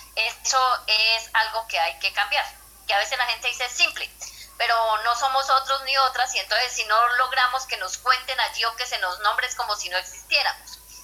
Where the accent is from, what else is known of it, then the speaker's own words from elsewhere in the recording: Inzá, Cauca, Colombia; soy de Insa Cauca, eh, de la Asociación Campesina de Isa Tierra Adentro